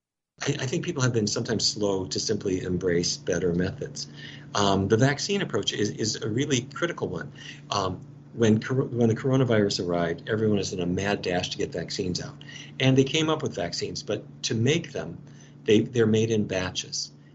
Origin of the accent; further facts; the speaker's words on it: Fargo, North Dakota, United States; I grew up in Fargo, North Dakota